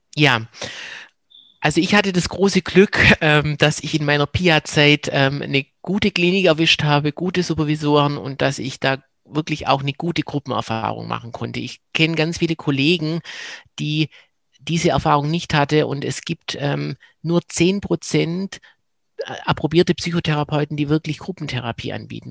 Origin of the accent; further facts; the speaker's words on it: Swabia, Germany; accent: Swabian; now in Cologne, Germany; komme ich aus dem Schwäbischen ähm, und bin in Köln gelandet